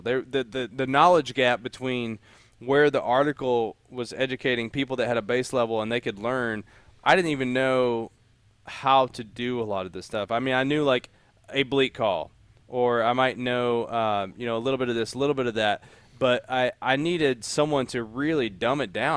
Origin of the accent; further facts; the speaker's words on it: Appalachia, United States; moved away as an adult; also born or lived in Memphis / Kentucky; I grew up in Appalachia